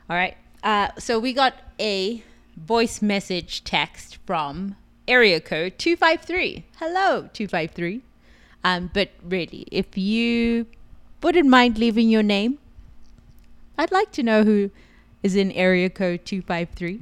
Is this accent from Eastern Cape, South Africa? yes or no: no; Johannesburg, Gauteng, South Africa; moved away as an adult; also born or lived in New York; now in Las Vegas, United States; I am from South Africa, Johannesburg, South Africa. I came to the U S two thousand seven.